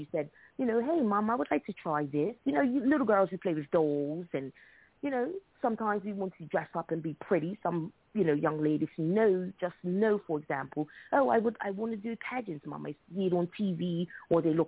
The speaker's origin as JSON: {"language": "English", "country": "Bermuda", "said": "I'm from Bermuda"}